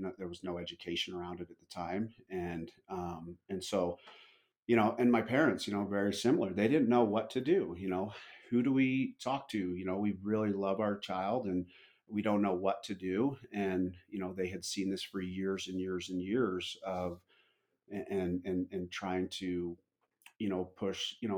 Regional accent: Utah, United States; I was born and raised in Utah

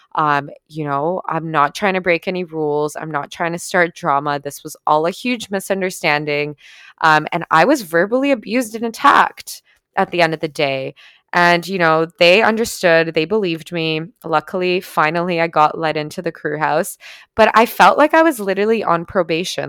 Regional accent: Canada; I'm Canadian.

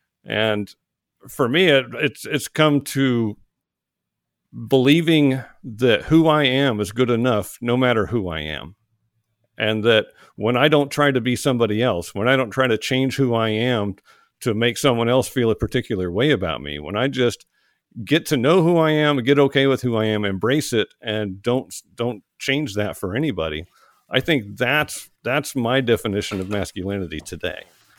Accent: Oklahoma, United States; moved away as an adult; now in Georgia, United States; when I left home, I joined the Army. I moved from Oklahoma to Georgia, and I never went back.

